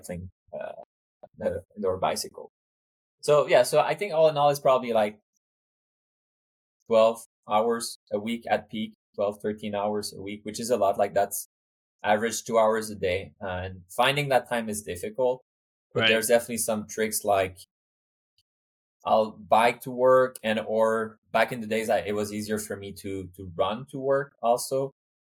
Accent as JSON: {"language": "English", "town": "Montreal", "region": "Quebec", "country": "Canada", "also_born_or_lived": "Switzerland / Sweden / Cambridge, United States", "moved": "yes", "lives_now": "United States", "said": "I'm from Canada, I'm from Montreal, and I live in Switzerland and Sweden before coming to the US."}